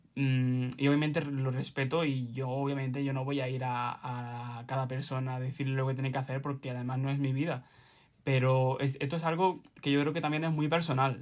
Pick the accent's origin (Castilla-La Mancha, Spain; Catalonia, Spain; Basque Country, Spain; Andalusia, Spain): Andalusia, Spain; Granada; tengo 20 años, mm, soy de Granada